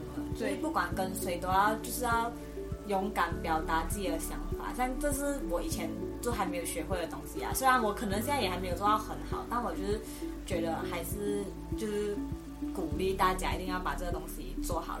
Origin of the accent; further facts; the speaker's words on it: Malaysia; moved away as an adult; now in Taiwan; 我来自马来西亚，然后今年大三，然后读的是，呃，世新大学的公共关系暨广告学系